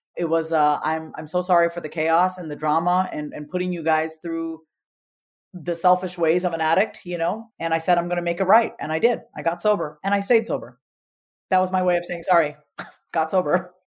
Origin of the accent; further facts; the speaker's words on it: India; as an Indian woman